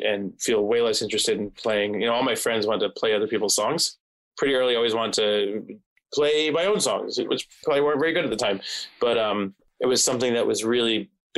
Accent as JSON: {"language": "English", "region": "New Jersey", "country": "United States", "tie": "born or raised there", "said": "growing up in New Jersey"}